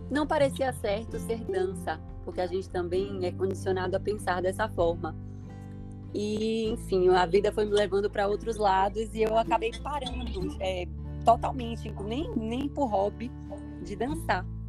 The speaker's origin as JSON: {"language": "Portuguese", "region": "Bahia", "country": "Brazil", "said": "sou baiana"}